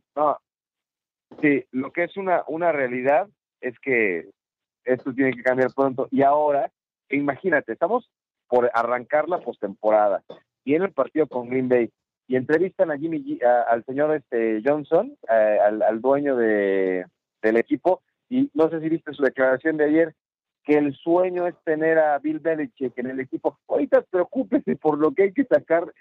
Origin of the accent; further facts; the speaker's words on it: Mexico; mi país, en nuestro país